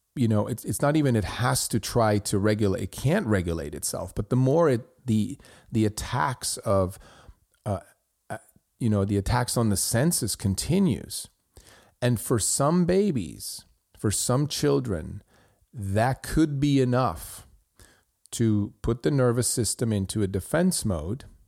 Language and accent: English; Switzerland; I grew up in Switzerland